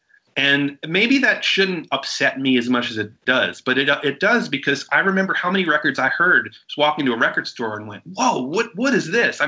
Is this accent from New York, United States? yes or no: yes; New York City, New York, United States; I mean, I'm a native New Yorker and I've never been to the Statue of Liberty.